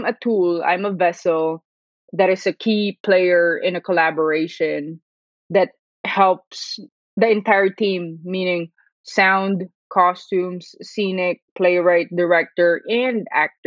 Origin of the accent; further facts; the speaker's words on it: Manila, Metro Manila, Philippines; moved away as an adult; now in Brooklyn, United States; I'm from Manila, Philippines